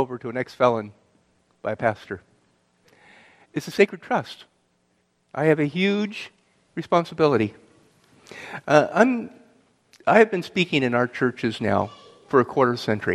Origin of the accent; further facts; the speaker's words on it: Southern California, United States; I grew up in Southern California to a broken family